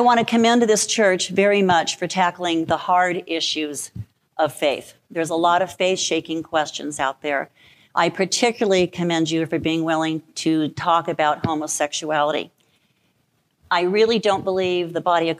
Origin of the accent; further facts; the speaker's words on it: Albuquerque, New Mexico, United States; moved away as an adult; now in Cleveland Heights, United States; I'm born and raised in Albuquerque, New Mexico.